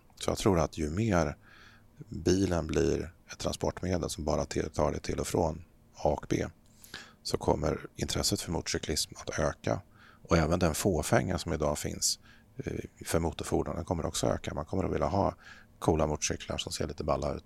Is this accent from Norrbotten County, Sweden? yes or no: no; Örebro, Örebro County, Sweden; also born or lived in Eskilstuna; Jag är född i Eskilstuna men uppväxt i, utanför Örebro så att det här är mina hemtrakter.